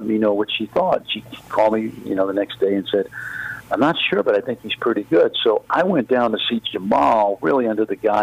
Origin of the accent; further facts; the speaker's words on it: New York, United States; moved away; I'm a New Yorker